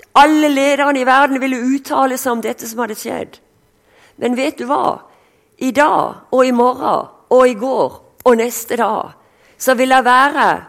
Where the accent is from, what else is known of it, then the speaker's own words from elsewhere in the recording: Sørlandet, Norway; accent: Sørlandet (southern Norwegian); also born or lived in Denmark / Kristiansand; som du hører, jeg er sørlending